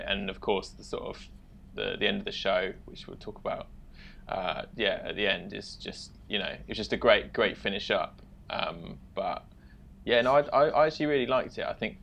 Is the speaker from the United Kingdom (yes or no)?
yes; England, United Kingdom; now in Tokyo, Japan; I'm an English guy that lives in Tokyo